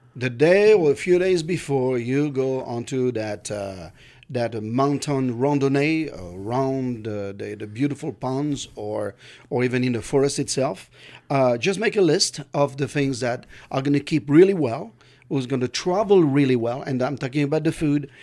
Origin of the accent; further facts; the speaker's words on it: California, United States; I'm from California